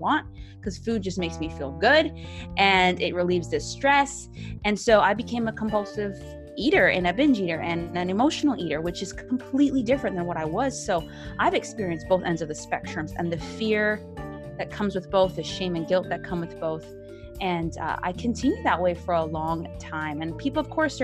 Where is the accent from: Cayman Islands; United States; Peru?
Cayman Islands; I'm from the Cayman Islands